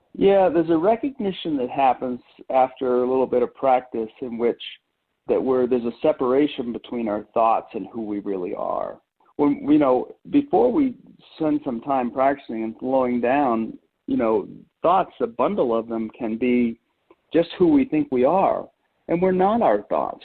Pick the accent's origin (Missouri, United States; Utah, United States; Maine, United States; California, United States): Maine, United States; moved away as an adult; also born or lived in Colorado; I grew up in Maine and went uh, moved to Colorado to attend Colorado State University in my early early 20s